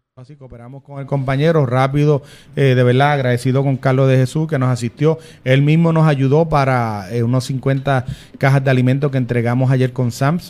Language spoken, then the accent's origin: Spanish; Lares, Puerto Rico; en mi pueblo saben que en Lares